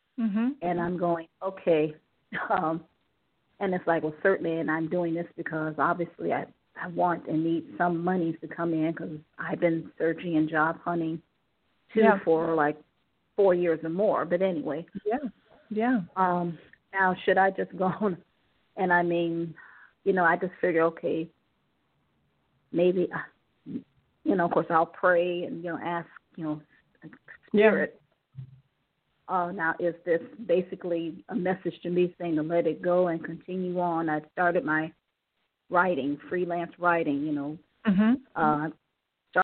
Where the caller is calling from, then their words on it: Cleveland, Ohio, United States; calling from Ohio.